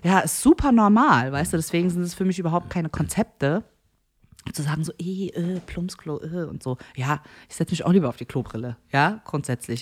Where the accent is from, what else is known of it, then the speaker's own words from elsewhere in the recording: Frankfurt, Hesse, Germany; Nee, nee, eigentlich Frankfurt. Nee, eigentlich Bockenheim.